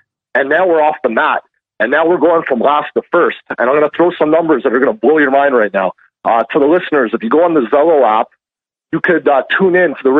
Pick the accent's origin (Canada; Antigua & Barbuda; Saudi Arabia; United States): Canada; as a Canadian that is so-called part of this fringe movement, or fringe minority, as Trudeau calls it, things are getting real scary up here.